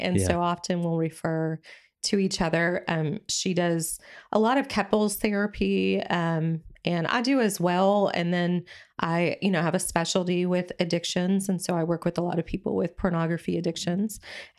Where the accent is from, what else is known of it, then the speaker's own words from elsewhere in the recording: Dallas, Texas, United States; accent: Texas; I'm from Dallas, Texas.